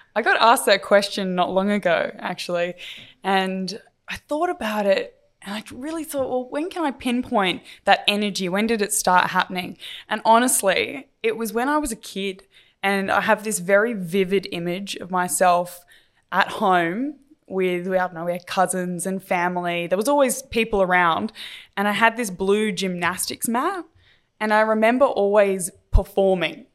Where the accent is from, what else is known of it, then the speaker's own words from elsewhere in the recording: Adelaide, South Australia, Australia; growing up in Adelaide